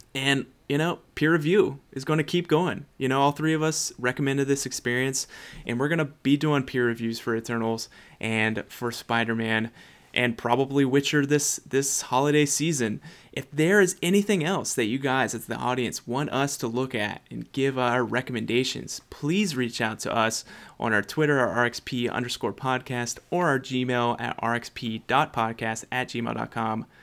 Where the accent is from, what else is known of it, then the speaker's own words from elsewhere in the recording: United States; white American